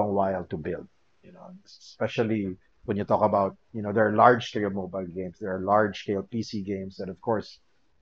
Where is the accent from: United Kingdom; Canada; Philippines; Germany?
Philippines; I'm in game development and two, I'm from the Philippines.